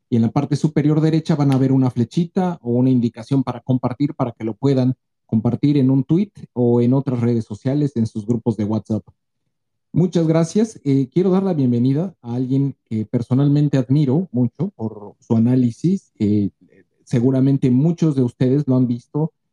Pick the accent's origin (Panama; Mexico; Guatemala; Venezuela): Mexico; no somos analistas políticos, no somos reporteros, solamente somos mexicanos que estamos preocupados por el devenir de nuestro país.